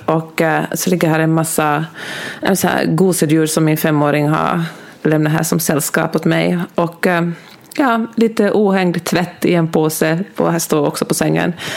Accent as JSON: {"language": "Swedish", "town": "Helsinki", "region": "Uusimaa", "country": "Finland", "tie": "born or raised there", "also_born_or_lived": "Germany / Netherlands / Argentina", "accent": "Finland Swedish", "first_language": "Swedish", "moved": "as an adult", "lives_now": "Los Angeles, United States", "said": "jag växte upp i, i Helsingfors"}